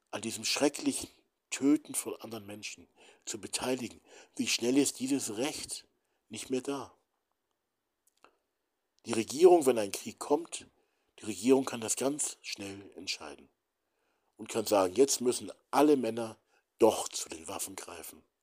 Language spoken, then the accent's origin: German; Hamburg, Germany; Aber warum hat man Städte mit Zivilisten wie Hamburg, ich bin ja Hamburger, Hamburg, Dresden, Nürnberg, Berlin zerbombt?